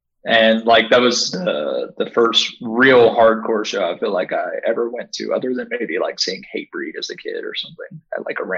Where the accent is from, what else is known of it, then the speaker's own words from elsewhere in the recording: Arkansas, United States; also born or lived in Dallas suburbs, Texas; now in Georgia, United States; I met him before I moved to Georgia. I'm from Arkansas.